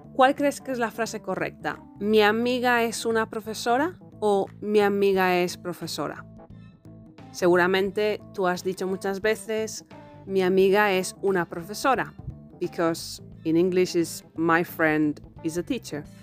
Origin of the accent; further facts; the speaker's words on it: Galicia, Spain; en Galicia, de donde yo soy